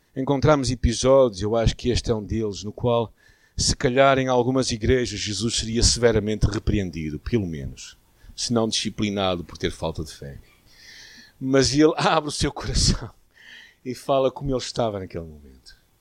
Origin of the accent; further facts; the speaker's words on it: Porto, Norte, Portugal; a nossa primeira igreja aqui na cidade do Porto, a igreja onde eu cresci